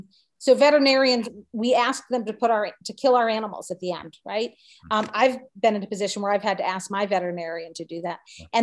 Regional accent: New England, United States; now in Utica, United States; growing up in New England

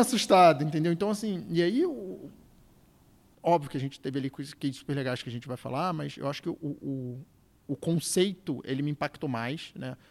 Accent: Rio de Janeiro, Brazil; moved away as an adult; now in São Paulo, Brazil; carioca já em São Paulo há mais de 10 anos

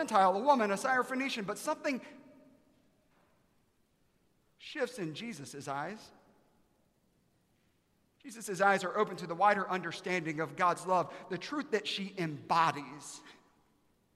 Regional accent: Aiken, South Carolina, United States; now in Dallas, United States; I'm from Aiken, South Carolina.

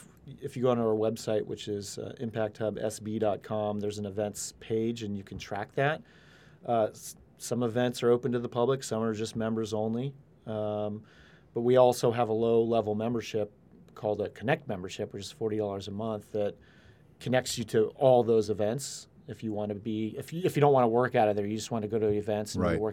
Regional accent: California, United States; born there; No, I was born in Northern California, but I did go to UCSB.

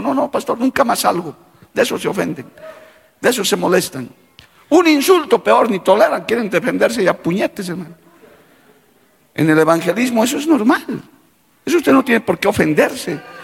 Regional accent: Bolivia; como boliviano de tierra adentro que soy

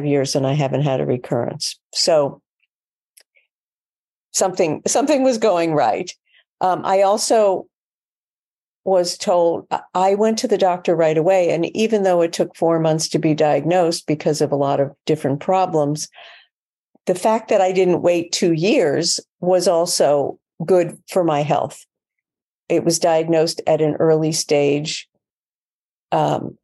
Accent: New York City, New York, United States; I'm a New Yorker

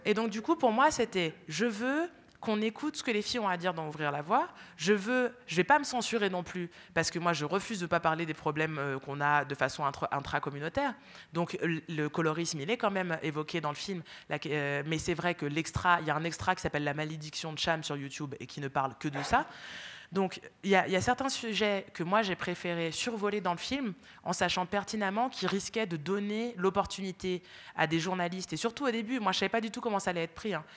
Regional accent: France; born or raised there

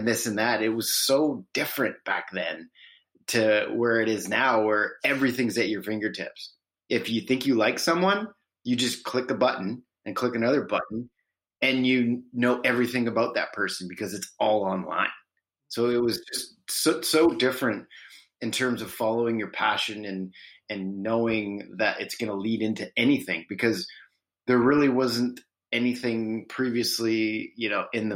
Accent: Parksville, British Columbia, Canada; I'm originally from Vancouver Island, British Columbia, and In all honesty, I live in the same town that I grew up

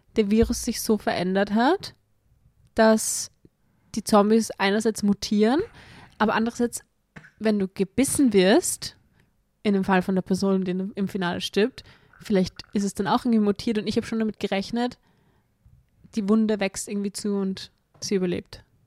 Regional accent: Austria; bei uns in Österreich

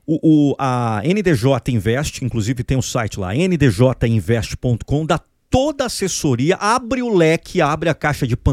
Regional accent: Brazil; Nós Somos pessoas motivadas, nós somos brasileiros com muito orgulho, mas nunca foi uma. uma é, é, colocar todos os ovos no nosso país nunca foi um negócio bacana

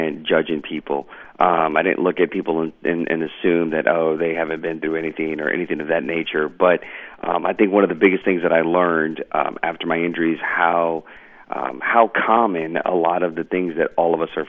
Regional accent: Georgia, United States; moved away as an adult; I was allowed to go home to my hometown of Georgia

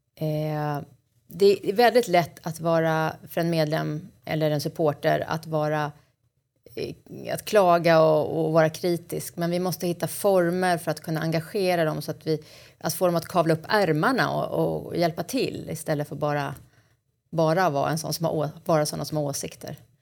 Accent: Stockholm, Stockholm County, Sweden; Jag är uppvuxen i Hägersten och bor numera på Kungsholmen i Stockholm

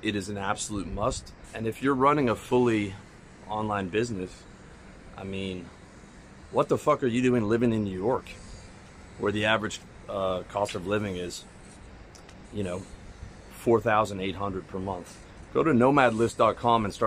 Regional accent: Canada; moved away as an adult; now in Georgia; as a Canadian

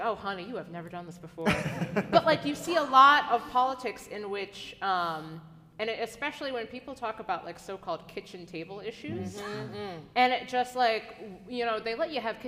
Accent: Ohio, United States; also born or lived in Michigan / Missouri; now in Washington, D.C., United States; growing up in Ohio and seeing how, you know, living in Ohio and Michigan and Missouri

